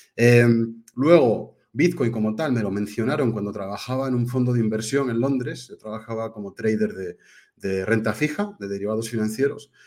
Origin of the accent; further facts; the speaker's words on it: Spain; also born or lived in United Kingdom; nací en España, pero soy medio inglés